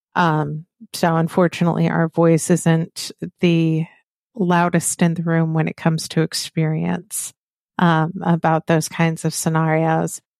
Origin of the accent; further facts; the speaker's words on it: the South, United States; accent: Southern; I am from the South. When I am tired, very heated with, uh, emotion, my Southern accent comes through.